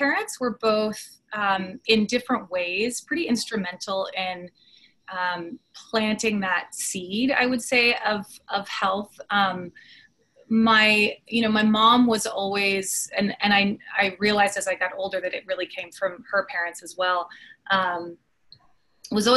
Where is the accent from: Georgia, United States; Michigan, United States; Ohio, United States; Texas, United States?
Texas, United States; Austin; moved away as an adult; now in Dallas, United States; I grew up in Austin, and I grew up going to the hike and bike trail